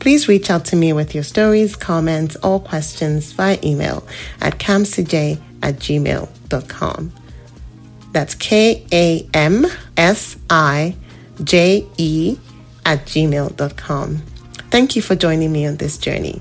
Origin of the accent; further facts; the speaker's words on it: Nigeria; moved away as an adult; now in British Columbia, Canada; I'm a Nigerian currently living in British Columbia, Canada. I moved to Canada 10 years ago from Nigeria